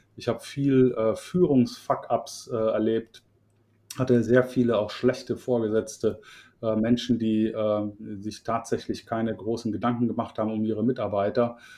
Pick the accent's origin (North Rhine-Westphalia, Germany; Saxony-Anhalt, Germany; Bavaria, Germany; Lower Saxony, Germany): North Rhine-Westphalia, Germany; Cologne; also born or lived in Middle Franconia, near Nuremberg; ich bin gebürtiger Mittelfranke aus der Nähe von Nürnberg, aber bin da mit zwei Jahren dann schon äh, verschickt worden nach Köln ähm, und bin also in Köln groß geworden